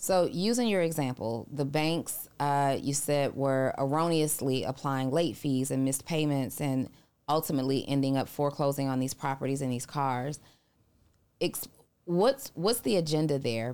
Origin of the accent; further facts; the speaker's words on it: New Orleans, Louisiana, United States; moved away; I'm originally from New Orleans